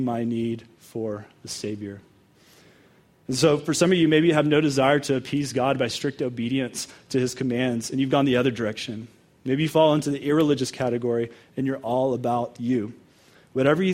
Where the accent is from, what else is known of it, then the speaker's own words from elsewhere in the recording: Dallas, Texas, United States; also born or lived in Denver area, Colorado; now in Colorado, United States; I'm from Texas. The Broncos are my number one team now. So I grew up in Dallas